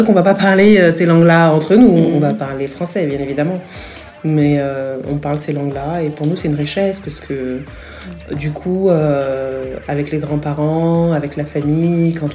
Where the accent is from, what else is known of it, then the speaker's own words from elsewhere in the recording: Franconville, Île-de-France, France; moved away as an adult; also born or lived in Paris / Herblay, Val d'Oise; now in Abidjan, Côte d'Ivoire; mes parents ont déménagé pour Franconville, dans le Val d'Oise. Et donc, euh, j'ai passé une bonne partie de, mon enfance et de ma scolarité euh, là-bas, jusqu'au collège. Ensuite, euh, nous avons déménagé à Erani, toujours dans le Val d'Oise